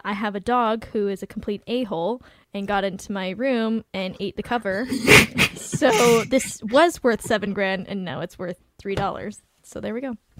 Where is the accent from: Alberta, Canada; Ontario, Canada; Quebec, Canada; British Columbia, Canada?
British Columbia, Canada; Vancouver; I'm from Vancouver